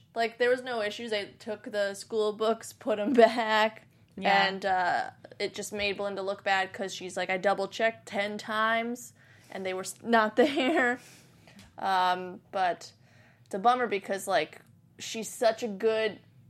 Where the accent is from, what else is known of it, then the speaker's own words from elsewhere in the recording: New Jersey, United States; New Jersey.